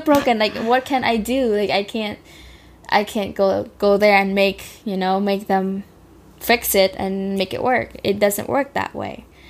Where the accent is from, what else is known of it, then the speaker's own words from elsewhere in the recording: Cambodia; now in United States; I grew up in Cambodia